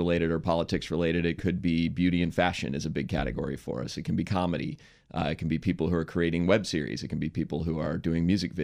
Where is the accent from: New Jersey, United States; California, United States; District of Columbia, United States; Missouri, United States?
District of Columbia, United States; Washington; moved away as an adult; also born or lived in San Francisco / New York; I grew up in Washington, D.C.